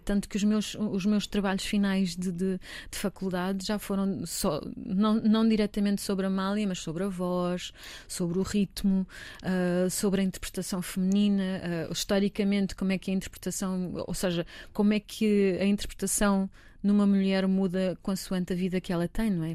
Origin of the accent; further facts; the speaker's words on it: Almeirim, Santarém District, Portugal; Eu sou de Santarém, sou de Almeirim, na verdade, mas ali tudo na zona de Santarém